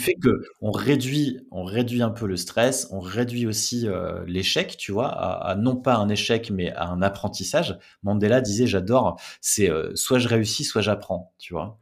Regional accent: the North, Hauts-de-France, France; je viens du, du Nord

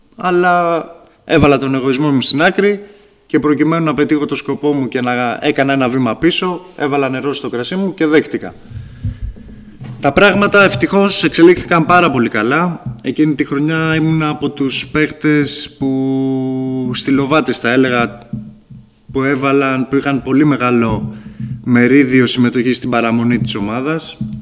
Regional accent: Patras, Western Greece, Greece; also born or lived in Lamia; now in Tripoli, Greece; Προερχόμενος από, το, από την περιοχή της Πελοποννήσου ήταν πάντα όνειρό μου να επιστρέψω στον τόπο καταγωγή μου. Ήταν πάντα όνειρό μου να αγωνιστώ και στην πόλη μου την Πάτρα

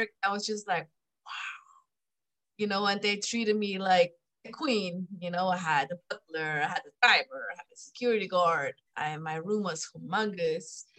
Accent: Switzerland; moved away; also born or lived in Thailand / Mexico / Germany / France; I am from Europe, like you can hear my accent. I grew up in Switzerland.

